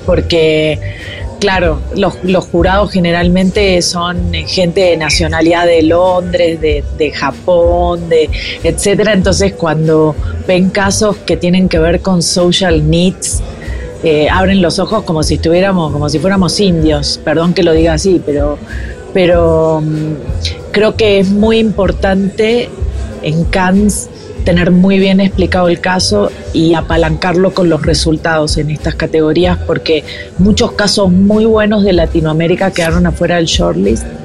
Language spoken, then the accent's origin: Spanish; Argentina; now in Colombia; soy argentina, pero vivo en Colombia